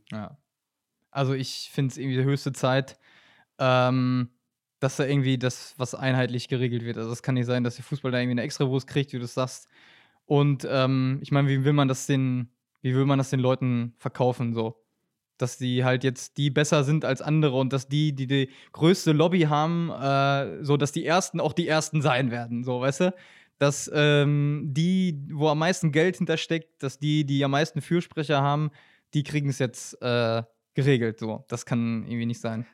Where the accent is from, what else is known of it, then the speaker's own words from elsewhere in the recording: near Welver, North Rhine-Westphalia, Germany; bin tatsächlich Dorfkind, das heißt, äh, ich äh, reise hier mal nach Paderborn an, aus der Nähe von Velva